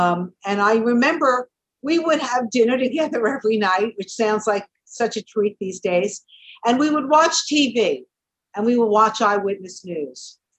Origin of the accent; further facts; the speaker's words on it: New York City, New York, United States; We're both from Brooklyn.